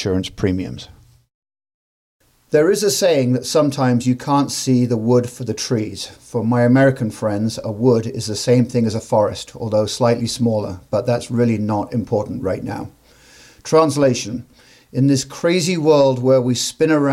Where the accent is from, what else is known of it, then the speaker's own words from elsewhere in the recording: England, United Kingdom; now in United States; I grew up in England